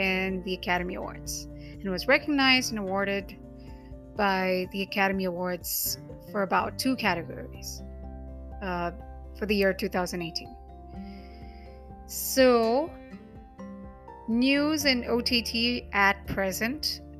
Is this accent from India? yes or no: yes; Mumbai, Maharashtra, India; first language Hindi; English is a second language; I'm from Mumbai. Hindi language is native to me